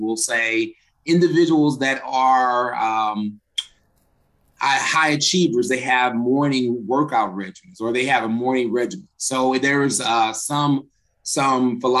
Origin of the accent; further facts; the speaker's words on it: Cahokia, Illinois, United States; moved away as an adult; now in Jefferson City, United States; I originally came from Southern Illinois, from Cahokia, Illinois.